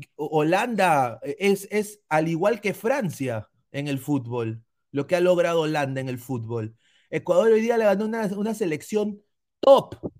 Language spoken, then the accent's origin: Spanish; Peru; now in United States; yo soy peruano